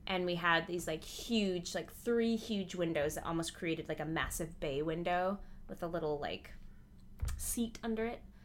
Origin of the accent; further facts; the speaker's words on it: Midwest, United States; I grew up in the Midwest